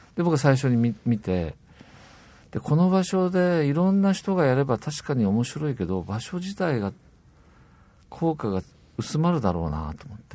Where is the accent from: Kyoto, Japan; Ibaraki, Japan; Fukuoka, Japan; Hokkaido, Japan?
Fukuoka, Japan; Kitakyushu; 私北九州出身なんですけども。